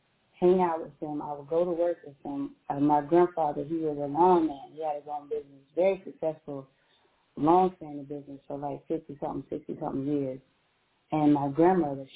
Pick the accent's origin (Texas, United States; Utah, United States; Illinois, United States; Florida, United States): Florida, United States; Fort Lauderdale; also born or lived in Pompano Beach, Florida; I was raised in Fort Lauderdale, Florida, but to be honest with Jackie, you know, my grandparents stayed in Pompano Beach, so I visited Fort Lauderdale, but I stayed and lived in Pompano